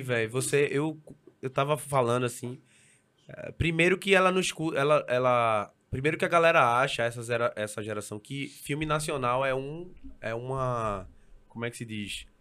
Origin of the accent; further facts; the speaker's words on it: Recife, Pernambuco, Brazil; Eu saí do Ibura